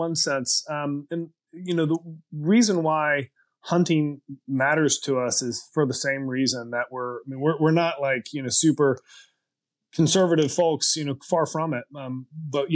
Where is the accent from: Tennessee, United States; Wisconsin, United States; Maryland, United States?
Tennessee, United States; Chattanooga; moved away as an adult; also born or lived in Middle East; grew up in East Tennessee